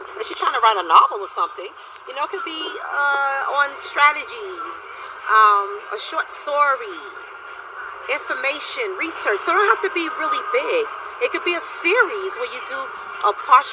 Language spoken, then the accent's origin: English; Virginia, United States; I'm from Virginia.